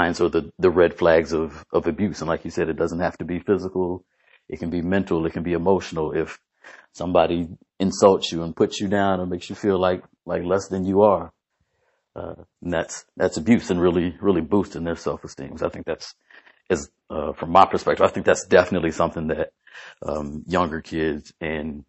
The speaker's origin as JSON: {"language": "English", "region": "Indiana", "country": "United States", "moved": "yes", "lives_now": "Florida, United States", "said": "I'm originally from Indiana"}